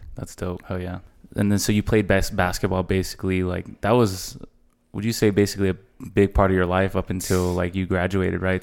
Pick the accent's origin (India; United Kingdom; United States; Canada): United States; El Paso, Texas; we're both from El Paso